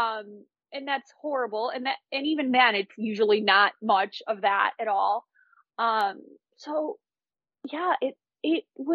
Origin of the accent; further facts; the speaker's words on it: United States; as an American